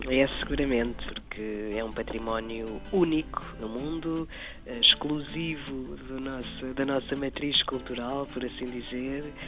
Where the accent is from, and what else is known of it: Portugal